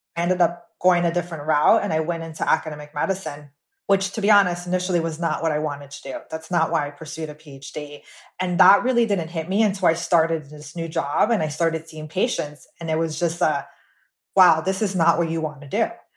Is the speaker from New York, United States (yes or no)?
no; Miami, Florida, United States; I was born and raised in Miami, Florida